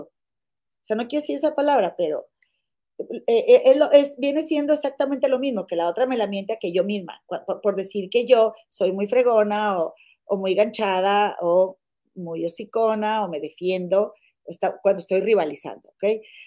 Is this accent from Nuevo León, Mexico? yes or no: yes; Monterrey, Nuevo León, Mexico; now in Chicago, United States; yo vivo en Chicago, pero las dos somos mexicanas de Monterrey